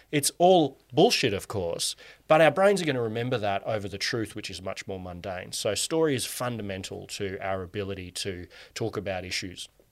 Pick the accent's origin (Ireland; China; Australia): Australia; Canberra, Australian Capital Territory; And you and I grew up in Canberra